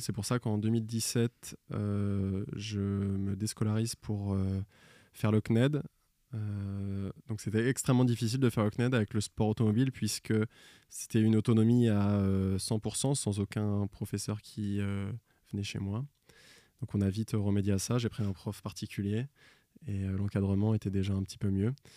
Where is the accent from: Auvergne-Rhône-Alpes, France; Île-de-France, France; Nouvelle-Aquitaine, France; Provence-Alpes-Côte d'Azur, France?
Nouvelle-Aquitaine, France; Royan; à côté de chez moi, à Royan, en Charente-Maritime, dans le 17.